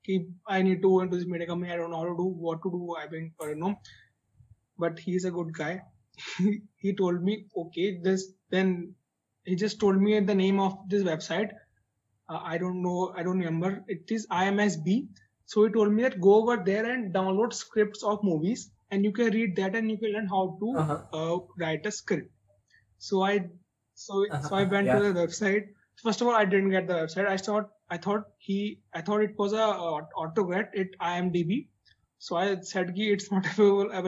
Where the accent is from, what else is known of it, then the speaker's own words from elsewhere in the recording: Muzaffarnagar, Uttar Pradesh, India; also born or lived in Chandigarh; I'm actually from Muzaffarnagar.